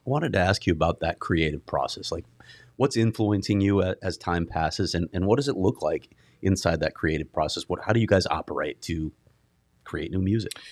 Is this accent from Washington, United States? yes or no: no; Chicago, Illinois, United States; moved away; I grew up in Chicago